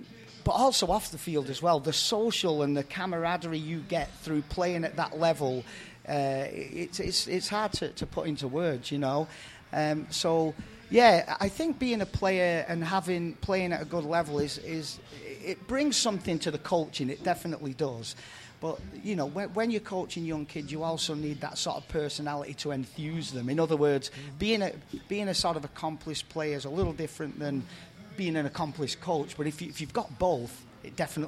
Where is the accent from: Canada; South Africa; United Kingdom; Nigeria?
United Kingdom; England; now in United States; played decent level of semi-pro in my hometown team in England.